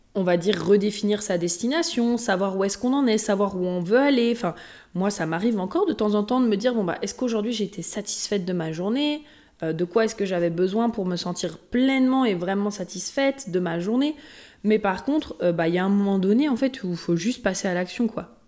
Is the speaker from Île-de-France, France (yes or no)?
no; Haute-Savoie, Auvergne-Rhône-Alpes, France; je viens de la Haute-Savoie euh, pas loin, juste, de l'autre côté du lac. Donc, euh, que j'ai toujours aussi été à côté euh, des montagnes